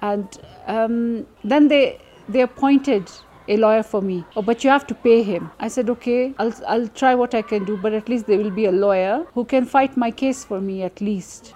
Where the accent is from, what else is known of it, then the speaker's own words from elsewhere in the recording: Nairobi, Kenya; I am from Nairobi, Kenya.